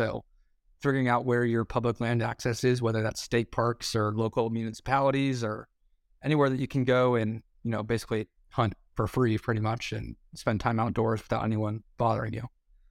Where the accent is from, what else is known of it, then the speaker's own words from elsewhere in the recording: Ohio, United States; Because growing up in Central Ohio, it's like, obviously there's a huge population of hunters around me